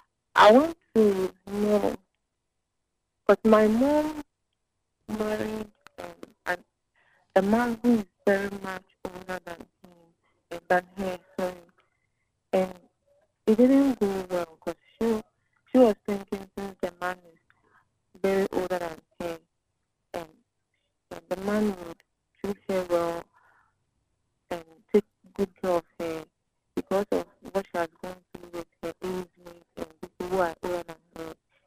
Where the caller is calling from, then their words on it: Alajo, Greater Accra, Ghana; I'm calling from Alajo.